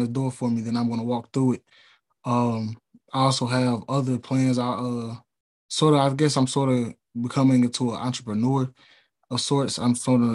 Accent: St. Louis, Missouri, United States; moved away as an adult; now in Jackson, United States; me and a couple of my teammates are from St. Louis

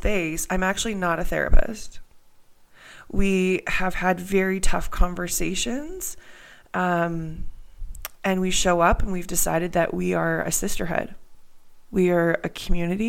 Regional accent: Canada; moved away as an adult; also born or lived in Pittsburgh, Pennsylvania, United States / Australia; I'm here in Canada. I'm from Canada, but I went to school in Pittsburgh, just outside of Pittsburgh.

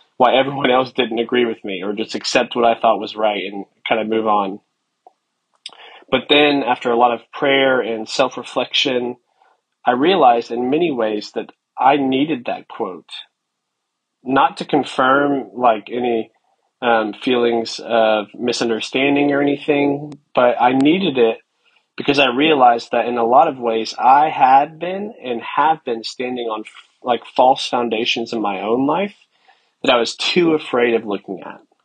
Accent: United States; as an American

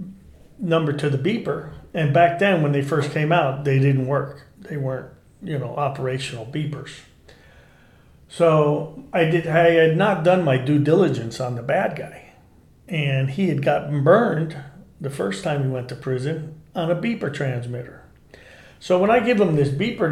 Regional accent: Newark, New Jersey, United States; I grew up in Newark, New Jersey, in the 60s

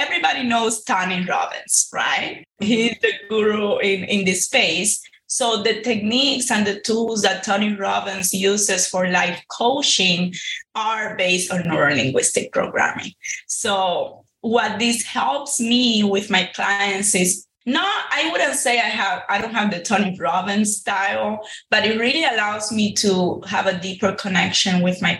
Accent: Cuba; now in Miami, United States; back in 2006, when my family first, you know, launched in this entrepreneurial world here in Miami. I came from Cuba in 05, and a year later, we just jumped into it.

